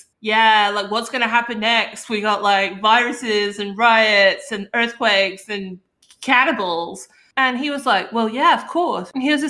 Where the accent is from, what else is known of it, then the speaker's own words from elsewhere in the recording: Hastings, South East England, United Kingdom; now in United States; So this actually took place in my hometown of Hastings, England, East Sussex. If you're just listening and you were wondering what was up with my voice and why I sound like an extra from Oliver Twist, I'm British.